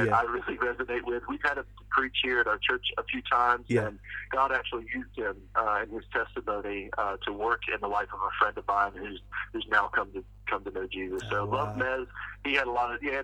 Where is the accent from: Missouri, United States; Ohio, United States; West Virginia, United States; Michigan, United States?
West Virginia, United States; moved away; where I grew up back in West Virginia